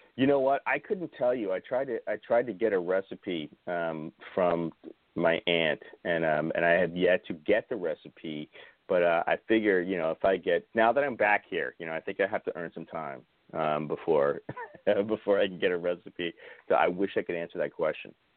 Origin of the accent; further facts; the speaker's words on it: New Orleans, Louisiana, United States; also born or lived in Los Angeles / Mandeville, Louisiana; I was born in New Orleans, and um, so basically yeah, my family's been been in Louisiana since before it was Louisiana